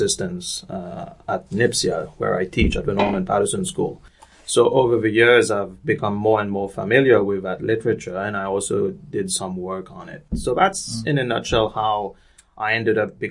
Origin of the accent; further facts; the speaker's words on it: Mauritius; moved away; I was born and raised in Mauritius, so I grew up in a small island off the east coast of Africa